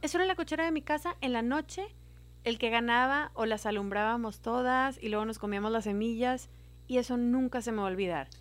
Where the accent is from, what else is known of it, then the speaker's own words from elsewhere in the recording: Monterrey, Nuevo León, Mexico; yo soy regia